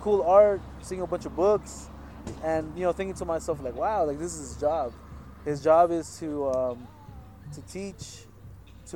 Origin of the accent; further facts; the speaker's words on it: Los Angeles, California, United States; moved away as an adult; now in Santa Cruz, United States; I was born and raised in the San Fernando Valley, so it's a little bit north of LA, south of Santa Barbara. I grew up in a city called Pacoima and a city called Van Nuys